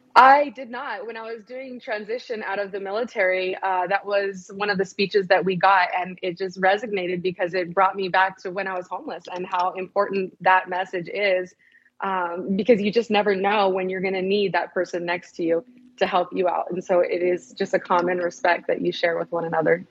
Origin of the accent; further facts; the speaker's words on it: San Bernardino, California, United States; I'm originally from Southern California. Okay. San Bernardino is the town that I'm from